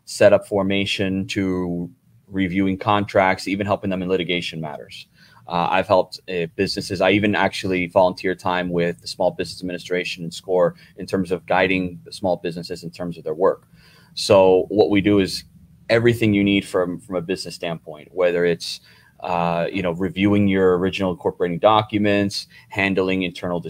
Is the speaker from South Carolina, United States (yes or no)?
no; New Jersey, United States; moved away; originally I'm from New Jersey